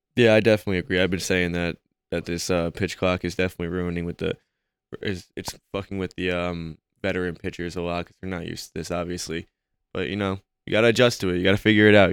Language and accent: English; New York, United States; I'm from New York